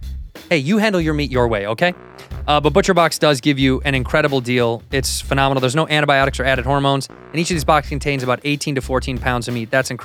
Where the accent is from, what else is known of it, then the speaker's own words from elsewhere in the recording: Chicago, Illinois, United States; now in Los Angeles, United States; No, I'm from Chicago.